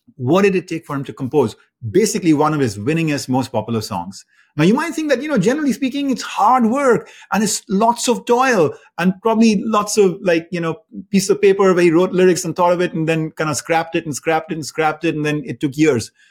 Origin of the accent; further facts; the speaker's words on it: India; moved away as an adult; now in United States; I grew up in India and, um, I moved to the United States after, after college